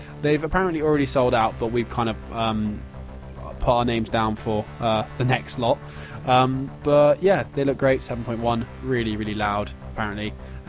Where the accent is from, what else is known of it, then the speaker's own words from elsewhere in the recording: England, United Kingdom; Growing up in England, in middle-class England, in sort of the schools we go to, it kind of just seeps into your culture a bit.